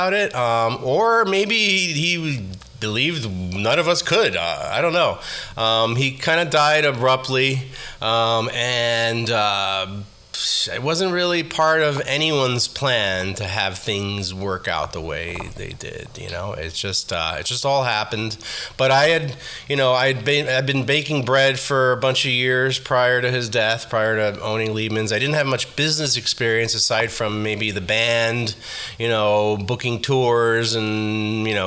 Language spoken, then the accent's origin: English; New York City, New York, United States; also born or lived in Haifa, Israel / Queens; growing up in the Bronx